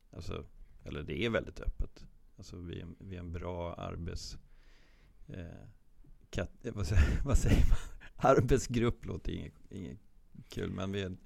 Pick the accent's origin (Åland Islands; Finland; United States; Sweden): Sweden; som svensk målvaktstränare